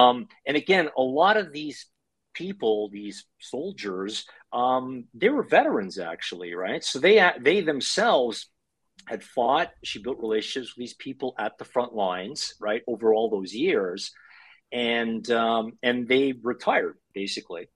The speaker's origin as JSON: {"language": "English", "country": "Canada", "tie": "born or raised there", "moved": "as an adult", "lives_now": "Ukraine", "said": "growing up in Canada, to parents that came to Canada after World War II"}